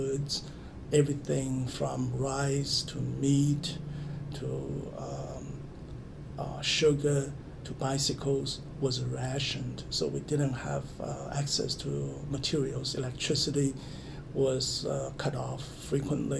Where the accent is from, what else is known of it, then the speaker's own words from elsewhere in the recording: Zhenjiang, Jiangsu, China; now in Michigan, United States; I grew up in China. I was born in a city called Zhenjiang between Shanghai and Nanjing.